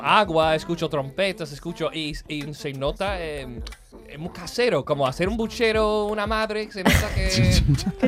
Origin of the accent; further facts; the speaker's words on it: Seville, Andalusia, Spain; Yo soy de Triana